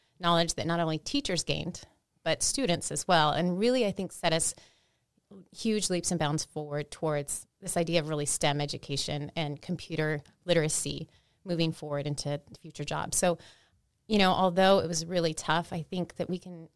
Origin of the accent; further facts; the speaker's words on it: Chula Vista, California, United States; I grew up here in Chula Vista. I went to Chula Vista schools, went to Bonita schools